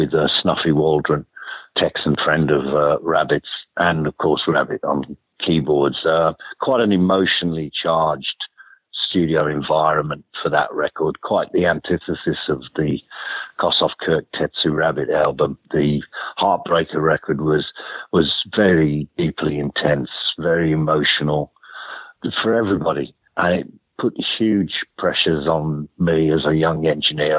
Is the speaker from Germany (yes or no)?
no; Birmingham, West Midlands, United Kingdom; moved away as an adult; also born or lived in London; I was a massive fan of … back in my hometown of Birmingham